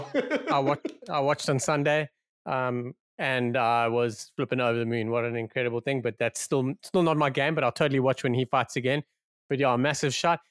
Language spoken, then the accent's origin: English; South Africa; it's totally about being South African